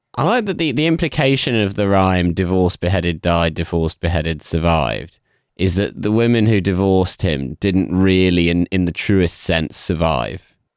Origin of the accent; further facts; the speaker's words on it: England, United Kingdom; as an English person specifically, even more so than just a British person